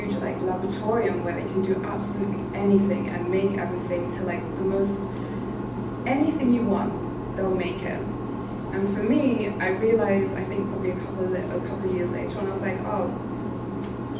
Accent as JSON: {"language": "English", "country": "Netherlands", "tie": "born or raised there", "also_born_or_lived": "London", "said": "I was born and raised in London, but I actually grew up in Holland"}